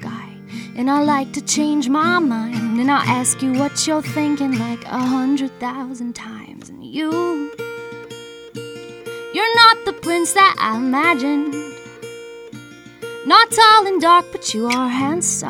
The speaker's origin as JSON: {"language": "English", "region": "Hawaii", "country": "United States", "tie": "born or raised there", "said": "when I was growing up in Hawaii"}